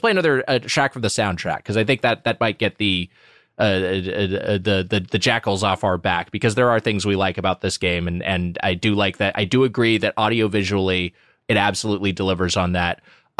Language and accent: English; Southern California, United States; I'm from Southern California, like Matt.